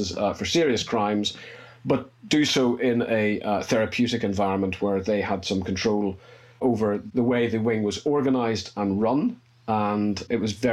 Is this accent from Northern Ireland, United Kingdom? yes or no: yes; Northern Ireland, United Kingdom; accent: Northern Irish; moved away as an adult; also born or lived in England; You can probably tell from my accent, I'm Northern Irish.